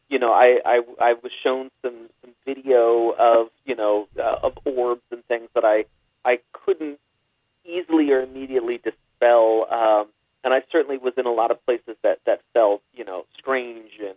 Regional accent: San Jose, California, United States; I grew up in San Jose, California, near the Winchester Mystery House

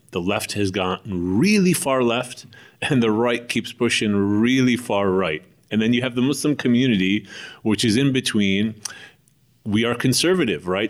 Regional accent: United States; moved away as an adult; also born or lived in Istanbul, Turkey; I grew up in the United States of America

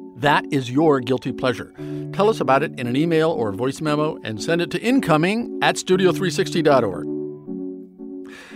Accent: Nebraska, United States; now in New York City, United States; I grew up in Nebraska

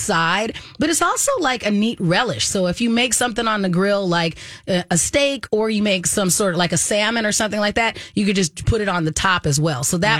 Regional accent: Arizona, United States; when I was growing up in Arizona

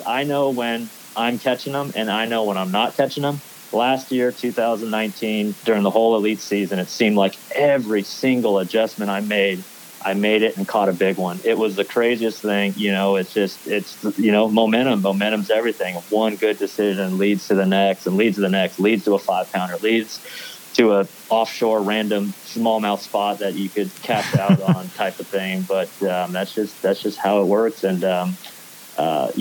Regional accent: California, United States; growing up in California

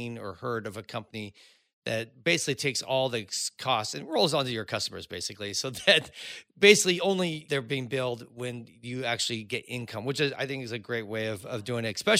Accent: Cupertino, California, United States; I grew up in Cupertino

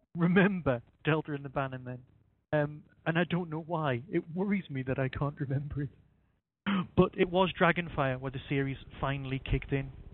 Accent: Northumberland, North East England, United Kingdom; as you can probably guess from my accent, that's where I'm from

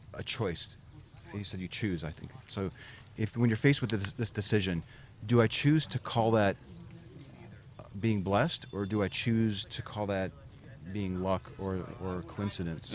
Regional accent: Chicago Heights, Illinois, United States; now in Texas, United States; I grew up in Chicago Heights

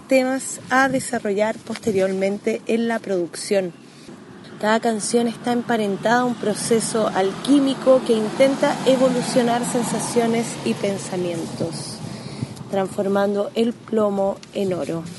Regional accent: Chilean Patagonia, Magallanes and Chilean Antarctica, Chile; moved away as an adult; also born or lived in Buenos Aires, Argentina; now in Aysén, Chile; soy autora, compositora patagónica de Magallanes, de la región chilena actualmente radicada en la región de Aysén, Patagonia Occidental

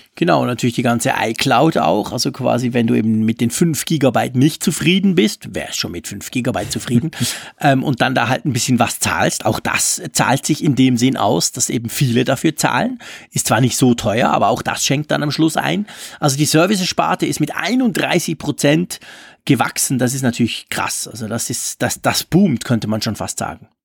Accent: Switzerland; bei uns in der Schweiz

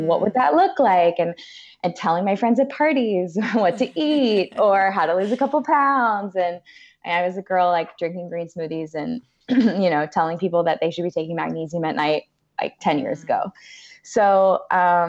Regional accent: Orange County, California, United States; I'm a California girl, born and raised in Orange County

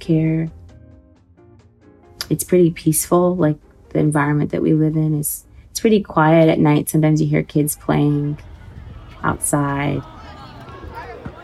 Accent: between the Bay Area and Sacramento, California, United States; moved away as an adult; also born or lived in Sudan; now in Kuwait; I was born and raised in the States in between the Bay Area and Sacramento

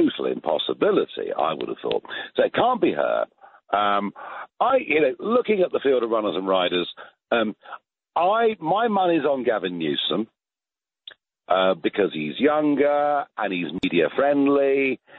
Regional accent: United Kingdom; accent: British; my British accent

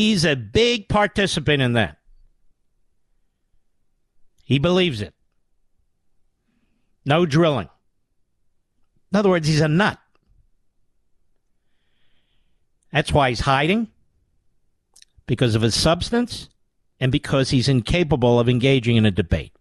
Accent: Pennsylvania, United States; I'm from Pennsylvania

